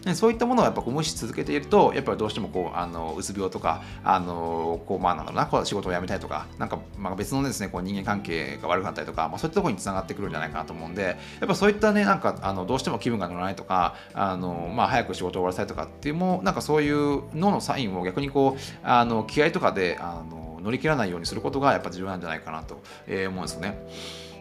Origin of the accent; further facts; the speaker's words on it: Shizuoka Prefecture countryside, Japan; moved away; 僕の田舎の静岡県の田舎